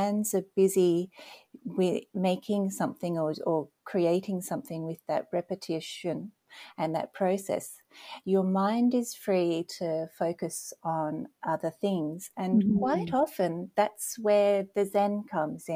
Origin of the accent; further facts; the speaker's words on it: Australia; moved away as an adult; now in Nova Scotia, Canada; You may have heard that I have an accent. So originally I'm from Australia and I'm living now in Nova Scotia, Canada